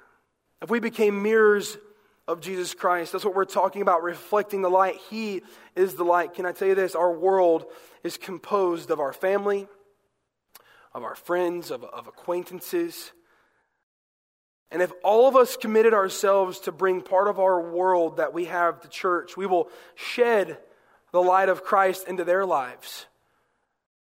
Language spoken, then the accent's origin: English; the South, United States; I'm from the South